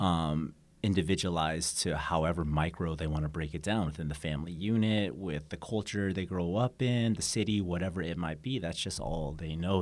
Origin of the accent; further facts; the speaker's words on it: Oregon, United States; moved away as an adult; also born or lived in Busan, South Korea / San Diego; now in Seoul, South Korea; I'm from the Oregon